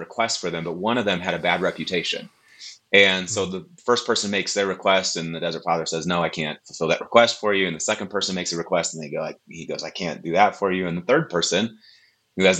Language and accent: English; Wisconsin, United States; moved away; also born or lived in Tulsa, Oklahoma; Born and raised in Wisconsin in a charismatic church, but I went to Oral Roberts University.